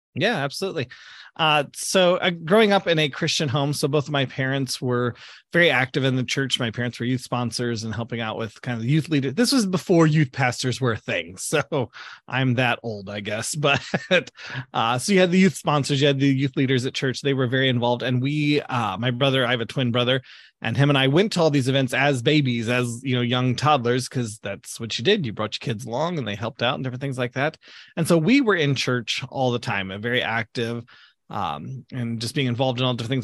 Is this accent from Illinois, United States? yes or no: yes; Southern Illinois, United States; moved away as an adult; now in Greensburg, Indiana, United States; I grew up down in Southern Illinois, which is way down below Chicago, uh, down near Saint Louis area